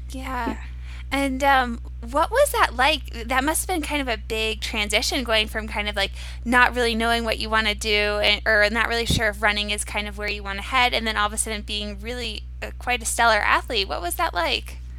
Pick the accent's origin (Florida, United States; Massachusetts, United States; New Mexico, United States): Massachusetts, United States; Cape Cod; I'm from Cape Cod, and over the summers I would do a bit of rowing